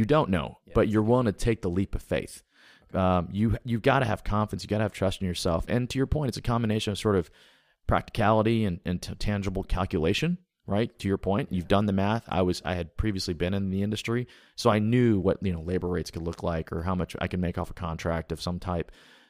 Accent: Alabama, United States; also born or lived in Texas / Louisiana / Tennessee / Georgia; But yeah, I grew up in Alabama, but moved around the South a lot when I was younger. So I mean, literally I'm a deep South product. I went to Texas, Louisiana, Tennessee, Georgia, and Alabama.

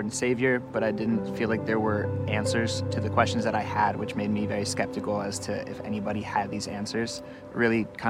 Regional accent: Bethlehem, Pennsylvania, United States; I was born and raised in Bethlehem, Pennsylvania

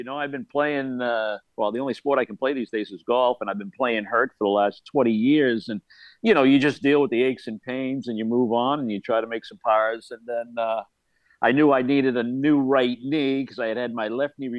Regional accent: Melrose, Massachusetts, United States; Yeah, it was a great sports town. It was a blue-collar kind of community, close-knit, great sports, great education, great families.

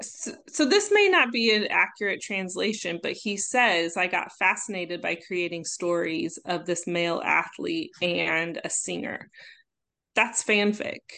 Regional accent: Omaha, Nebraska, United States; my hometown, Omaha

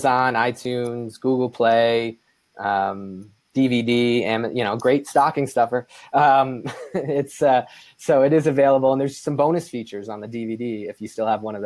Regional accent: East Coast, United States; I grew up on the East Coast

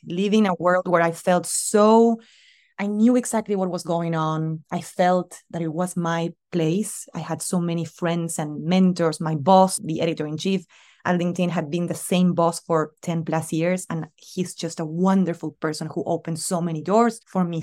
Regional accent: Argentina; moved away; My family, they're all still in Argentina

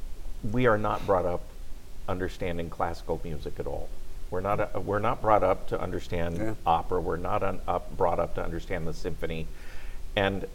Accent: Anchorage, Alaska, United States; now in Shreveport, United States; I grew up in Anchorage, Alaska

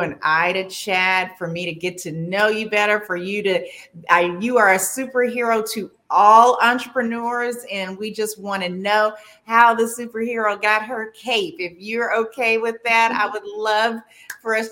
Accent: California, United States; moved away as an adult; now in Washington, D.C., United States; I'm from California. I came here for law school

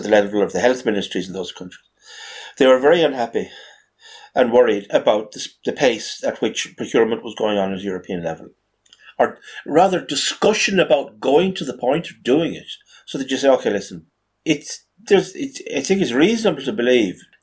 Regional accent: Ireland; as an Irishman

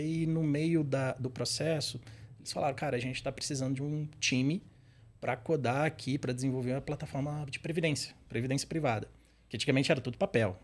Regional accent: Patos de Minas, Minas Gerais, Brazil; accent: mineiro; moved away as an adult; now in São Paulo, Brazil; eu sou mineiro, nasci num, numa cidade bem interior de Minas, chama Patos de Minas. Então o sotaque aqui às vezes vai, uhum. vai entregar.

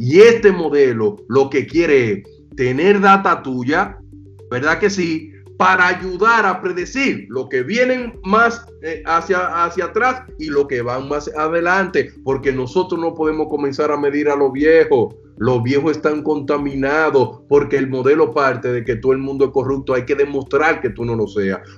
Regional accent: Puerto Plata, Dominican Republic; Yo, que soy de Puerto Plata, eh, eh, cuando tú vas a Sosúa, mucha gente te dice, ah, mira, por ahí hay un punto de droga, no camines por ahí.

